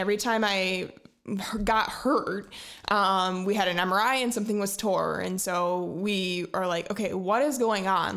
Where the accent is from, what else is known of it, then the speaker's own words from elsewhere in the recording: Fruitport, Michigan, United States; I grew up in Ferrisburg, Michigan, uh, just north of Grand Haven